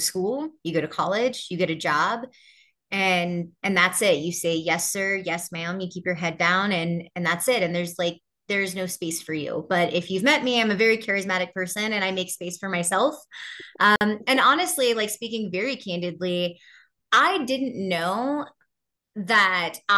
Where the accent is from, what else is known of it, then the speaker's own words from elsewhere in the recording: Houston, Texas, United States; when I was growing up in Houston